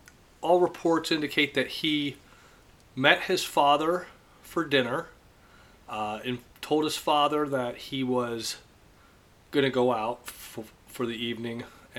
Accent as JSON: {"language": "English", "town": "Columbus", "region": "Ohio", "country": "United States", "said": "I'm from the Columbus area"}